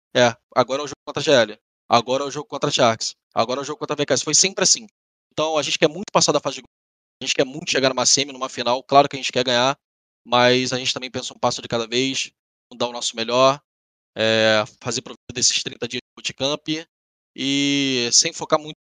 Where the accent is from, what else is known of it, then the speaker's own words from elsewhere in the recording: Brazil; sendo brasileiro